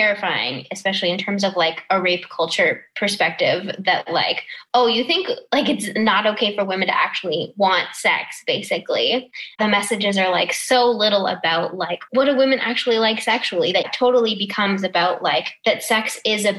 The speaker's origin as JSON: {"language": "English", "town": "Toronto", "region": "Ontario", "country": "Canada", "tie": "born or raised there", "said": "I grew up in Toronto"}